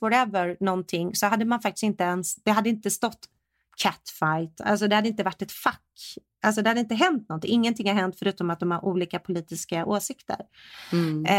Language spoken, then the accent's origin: Swedish; Sweden; now in United States; jag är svensk